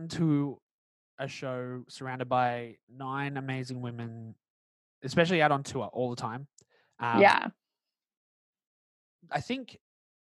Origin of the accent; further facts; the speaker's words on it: Australia; accent: Australian; I live in Australia, if anyone can't tell by my accent